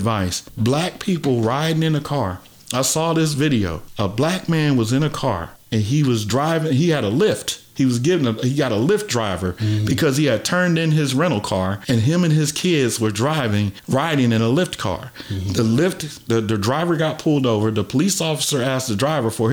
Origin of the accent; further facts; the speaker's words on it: United States; a 55-year-old black man growing up in America